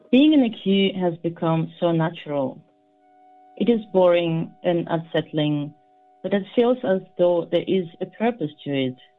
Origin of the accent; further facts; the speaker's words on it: Kazakhstan; I was born in Kazakhstan, which was part of Soviet Union, I was only eight, so I experienced that crisis